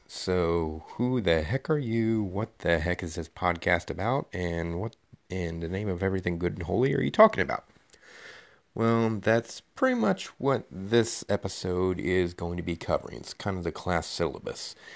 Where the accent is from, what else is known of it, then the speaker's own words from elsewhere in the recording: Knoxville, Tennessee, United States; I am from Knoxville, Tennessee